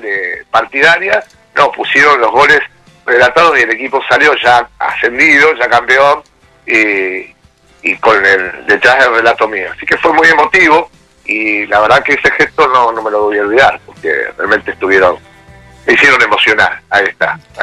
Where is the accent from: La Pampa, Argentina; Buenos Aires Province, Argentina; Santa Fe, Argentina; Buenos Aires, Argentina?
Santa Fe, Argentina; Rosario; moved away as an adult; now in Pueblo Esther, Argentina; soy rosarino a morir